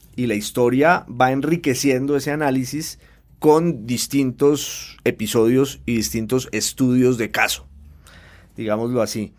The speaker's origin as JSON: {"language": "Spanish", "town": "Popayán", "region": "Cauca", "country": "Colombia", "said": "yo soy de Popayán, que es una ciudad colombiana clásica por excelencia"}